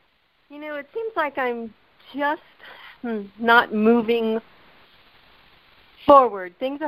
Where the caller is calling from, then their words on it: Asheville, North Carolina, United States; Asheville, North Carolina.